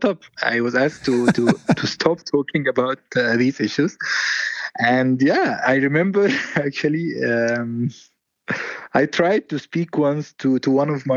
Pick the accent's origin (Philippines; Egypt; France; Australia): Egypt; Mansoura, Dakahlia; I grew up in Mansoura in 1993, 1994, 1995